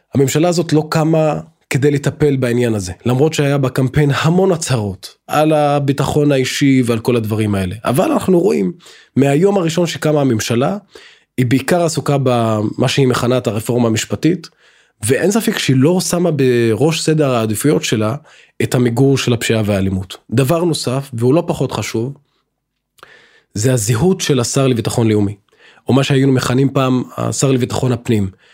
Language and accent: Hebrew; Israel; בתור אזרח ערבי במדינת ישראל